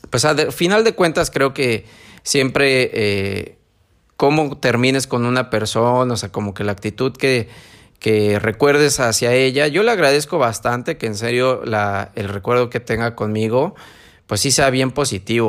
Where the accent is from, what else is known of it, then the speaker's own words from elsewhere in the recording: San Martín, Mexico; moved away; allá a mi pueblito